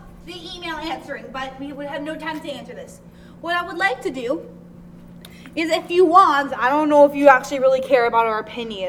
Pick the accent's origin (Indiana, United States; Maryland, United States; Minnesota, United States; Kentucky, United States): Minnesota, United States; moved away; I was born in Minnesota.